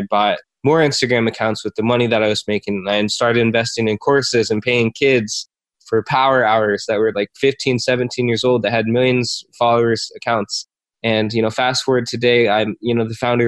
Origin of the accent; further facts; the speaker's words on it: Iowa, United States; also born or lived in Korea; I was born in Korea, adopted, grew up in Iowa